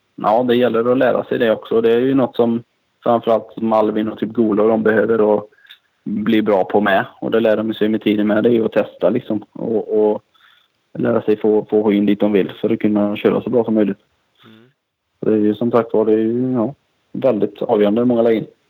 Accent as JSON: {"language": "Swedish", "town": "Kinna", "region": "Västra Götaland", "country": "Sweden", "said": "därifrån jag kommer, här från Kina, det är mycket textil som är ganska känt för det"}